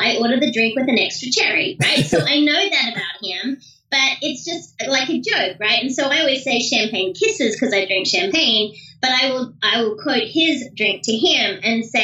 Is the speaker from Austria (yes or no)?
no; Australia; now I'm Australian